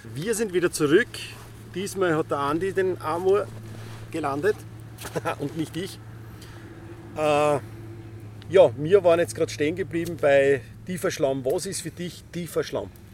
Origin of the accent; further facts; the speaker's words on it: Styria, Austria; Ich bin Steirer